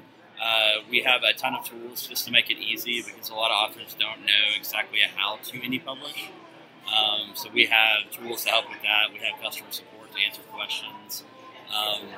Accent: Oklahoma, United States; I'm from Oklahoma

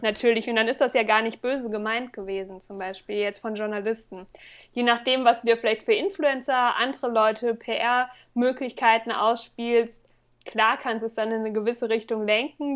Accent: Northern Hesse, Germany; now in Magdeburg, Germany; also ganz gebürtig kommen, komme ich aus Nordhessen

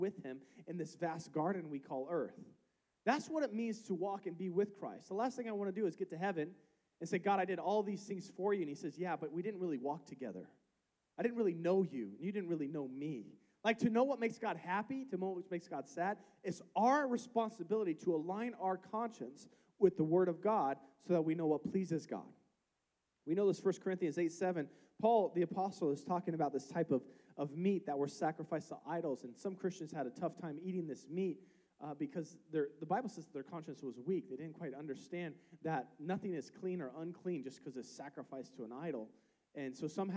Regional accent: United States; We grew up in the United States.

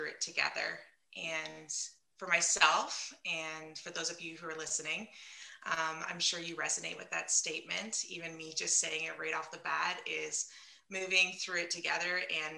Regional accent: London, Ontario, Canada; I'm from London, Ontario, Canada

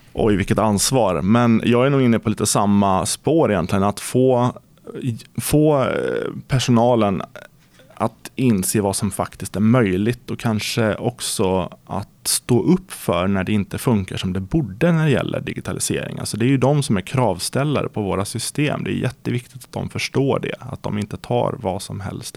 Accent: Närke, Örebro County, Sweden; jag brukar säga att jag är från Närke

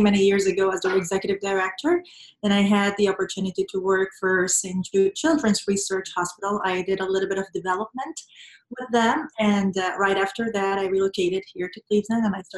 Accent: Venezuela; moved away as an adult; I was born and raised in Venezuela

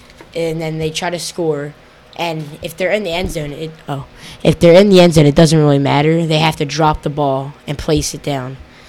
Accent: Hamilton, New Jersey, United States; 14 years old, and I'm from Hamilton, New Jersey.

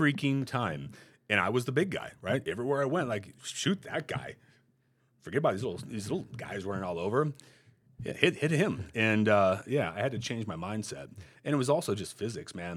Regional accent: Montana, United States; moved away; I was good growing up in Montana

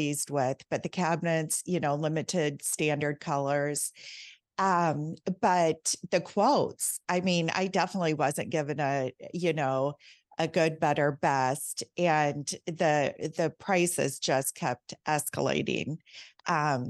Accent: Iowa, United States; moved away as an adult; now in South Florida, United States; I'm from Iowa and we moved to South Florida 3 years ago

